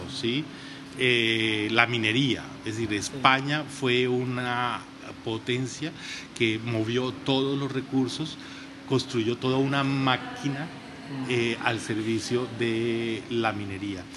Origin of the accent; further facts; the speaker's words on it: Colombia; nos van a integrar como colombianos